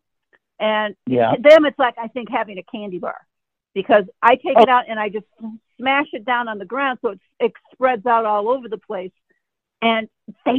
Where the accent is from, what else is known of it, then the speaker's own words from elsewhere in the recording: Michigan, United States; moved away; I grew up in Michigan